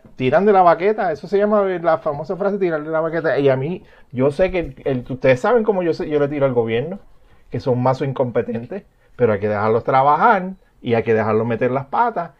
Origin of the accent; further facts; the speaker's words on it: Puerto Rico; como somos los puertorriqueños